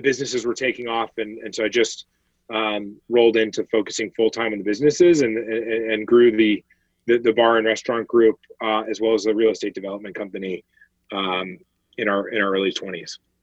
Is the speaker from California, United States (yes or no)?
no; Denver, Colorado, United States; I grew up uh, in in Denver, Colorado